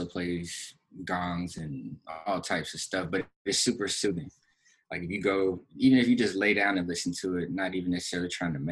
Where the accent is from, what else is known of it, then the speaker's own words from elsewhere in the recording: Florida, United States; where I grew up in Florida